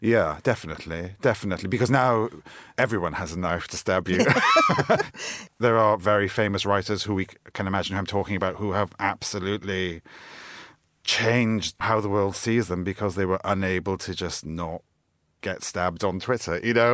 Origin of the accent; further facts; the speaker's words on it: South Wales, United Kingdom; moved away as an adult; now in London, United Kingdom; I'm from South Wales originally. That's where I grew up and have lived in London most of my adult life